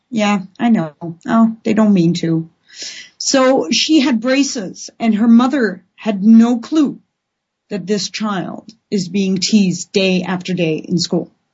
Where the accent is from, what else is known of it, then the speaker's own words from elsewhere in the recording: Netherlands; now in Vancouver, Canada; I have a Dutch passport and I feel Dutch.